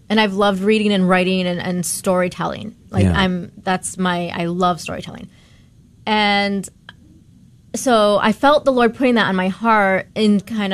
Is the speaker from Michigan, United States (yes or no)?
yes; Michigan, United States; moved away as an adult; also born or lived in Mexico / Los Angeles; I grew up in Michigan